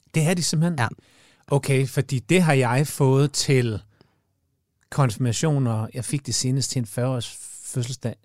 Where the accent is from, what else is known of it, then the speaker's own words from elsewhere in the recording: Jutland, Denmark; jeg er fra Jylland